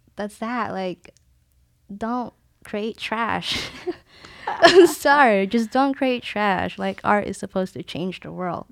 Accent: Philippines; born or raised there; now in San Diego, United States

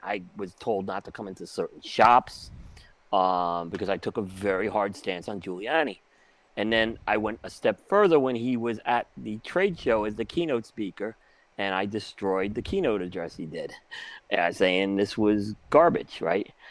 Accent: New York City, New York, United States; also born or lived in Brooklyn; growing up on Staten Island, um and Brooklyn, you know, especially Staten Island

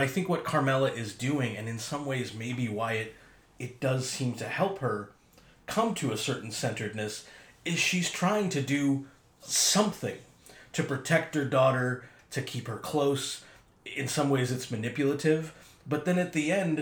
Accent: Boston, Massachusetts, United States; moved away as an adult; also born or lived in Long Island; I grew up in Boston, and I went to a Hofstra with these guys out on Long Island

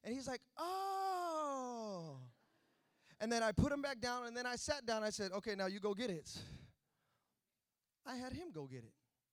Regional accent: Fremont, California, United States; also born or lived in Hayward, California; I grew up in Fremont. I went to school there 13 years of my life

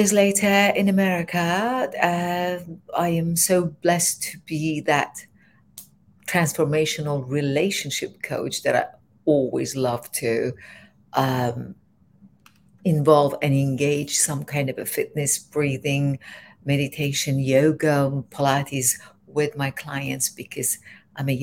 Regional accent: Iran; moved away as an adult; also born or lived in London, England; now in Los Angeles, United States; I am originally from Iran

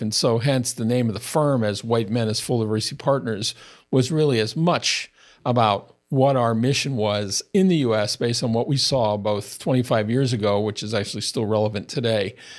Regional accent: United States; as an American born white-skinned heterosexual male that grew up as a child in the sixties

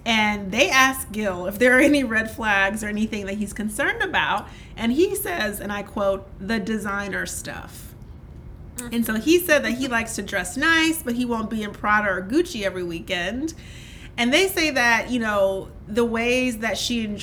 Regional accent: Louisiana, United States; I grew up with in Louisiana

